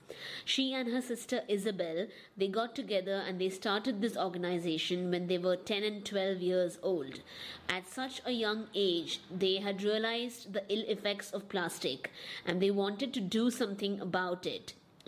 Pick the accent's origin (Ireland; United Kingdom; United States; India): India; I am from India, and I'm in Mumbai right now.